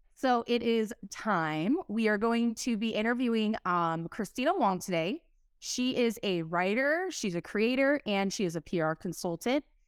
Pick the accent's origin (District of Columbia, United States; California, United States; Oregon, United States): California, United States; Southern; I'm from SoCal